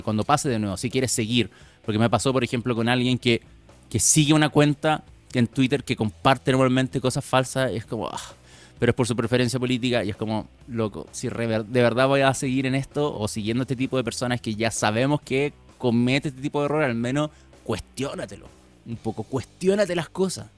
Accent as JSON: {"language": "Spanish", "country": "Chile", "said": "nosotros como chilenos"}